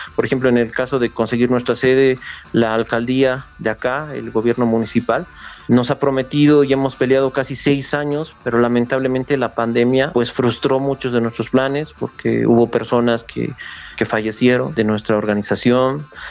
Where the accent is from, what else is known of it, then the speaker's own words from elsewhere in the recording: Oruro, Bolivia; tengo ese pedacito que me aferra aquí a mi ciudad